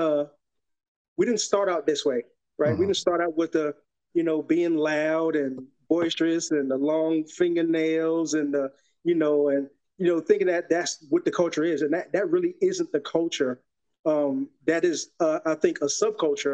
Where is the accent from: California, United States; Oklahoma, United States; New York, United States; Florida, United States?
New York, United States; New York City; moved away as an adult; now in Texas, United States; Repping Soundview of the Bronx